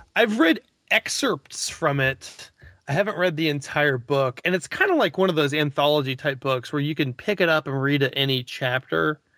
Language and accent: English; Missouri, United States; growing up in Missouri.